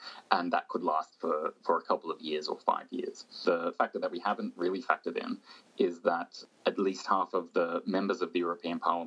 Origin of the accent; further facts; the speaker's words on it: Australia; moved away; my home country, Australia